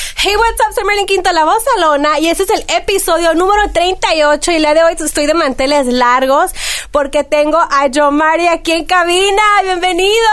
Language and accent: Spanish; Mexico; como buena mexicana